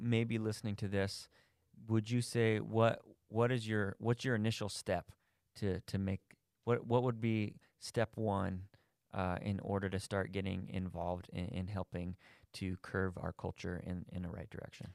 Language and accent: English; Thornton, Colorado, United States; I grew up, I grew up in Thornton